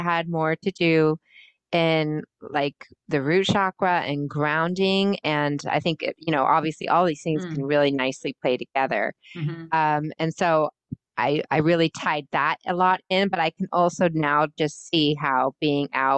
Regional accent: California, United States; now in Massachusetts, United States; I grew up in California

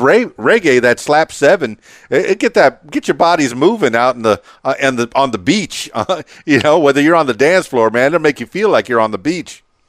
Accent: Miami, Florida, United States; You know, I'm from Miami, South Florida.

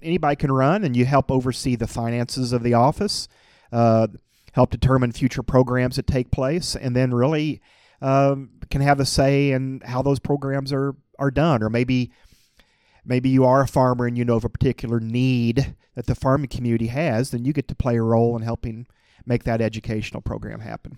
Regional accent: Willard, Missouri, United States; my hometown

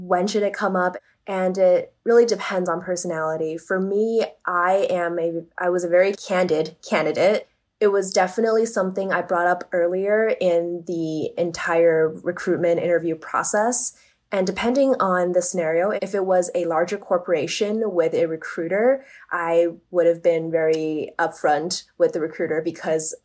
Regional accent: Canada; moved away as an adult; also born or lived in Toronto / New York; now in Silicon Valley, United States; as a Canadian, I was job searching in Canada

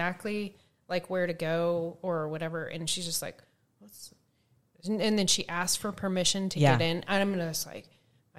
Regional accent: Spokane, Washington, United States; also born or lived in Spangle, Washington; I grew up in Spokane

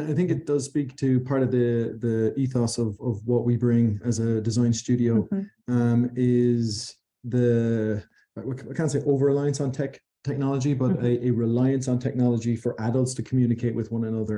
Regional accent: Ireland

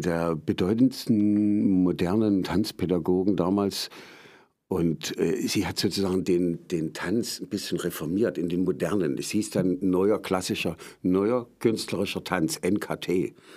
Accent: Meissen, Saxony, Germany; also born or lived in Dresden; Ich komme ursprünglich aus Meißen, dort bin ich geboren.

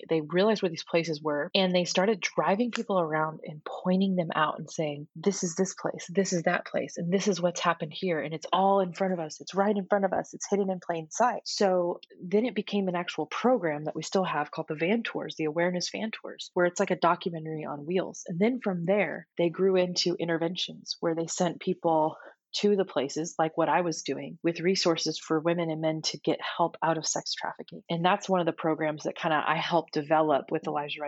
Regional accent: Houston, Texas, United States; my hometown of Houston, Texas

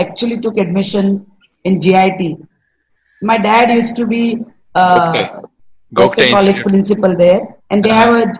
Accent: Belgaum, Karnataka, India; So I was born there in Belgaum in Tilakwadi.

